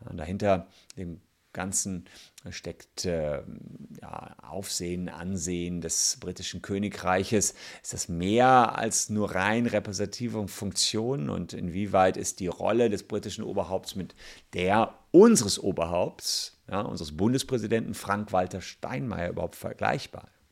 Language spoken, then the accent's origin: German; Germany; bei uns in Deutschland